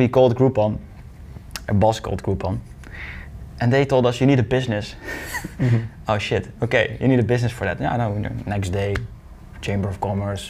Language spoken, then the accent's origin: English; Deurne, North Brabant, Netherlands; I'm from Deurne. It's a small village in 20 minutes from Eindhoven